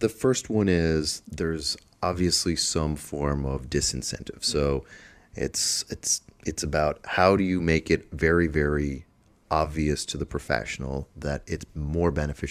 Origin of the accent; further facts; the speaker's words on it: Dublin, Leinster, Ireland; So my original background, I'm from Dublin, from Ireland.